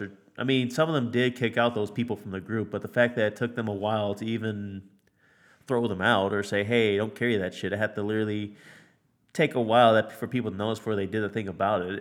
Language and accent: English; United States; I'm American